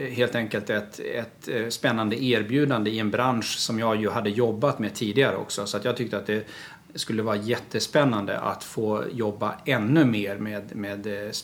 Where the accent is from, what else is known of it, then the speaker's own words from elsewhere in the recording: Gotland, Sweden; när jag var kommunalråd och socialnämndens ordförande hemma på Gotland.